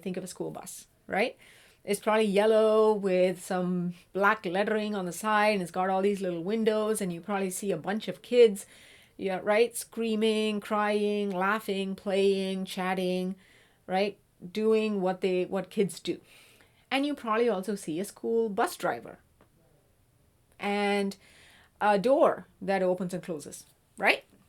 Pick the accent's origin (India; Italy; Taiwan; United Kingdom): India; South India; moved away; I'm originally from South India.